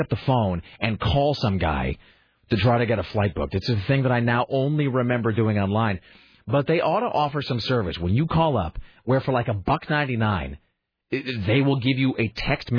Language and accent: English; Kennewick, Washington, United States; now in Portland, United States; growing up in Kennewick